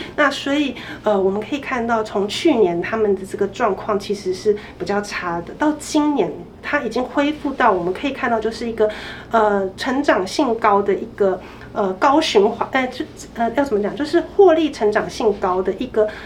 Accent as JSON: {"language": "Chinese", "country": "Taiwan", "said": "我们整个台湾餐饮业"}